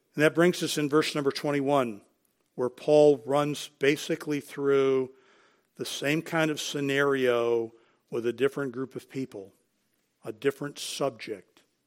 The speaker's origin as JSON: {"language": "English", "country": "United States", "said": "we are Americans."}